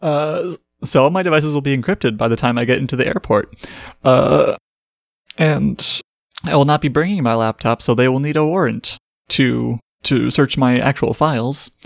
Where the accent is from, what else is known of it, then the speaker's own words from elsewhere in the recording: Midwest, United States; as a Midwesterner